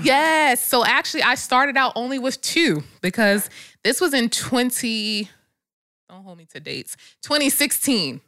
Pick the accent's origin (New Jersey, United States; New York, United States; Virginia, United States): New Jersey, United States; moved away; I'm from Jersey